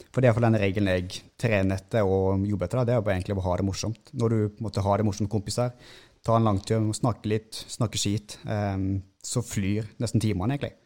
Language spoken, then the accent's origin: Norwegian; Seljord, Vestfold og Telemark, Norway; accent: mixed dialect (Rogaland/Telemark); moved away; also born or lived in Sandnes; Jeg har vokst opp i Seljord i Vest-Telemark. Og så um, har vi flytta vestover, til Sandnes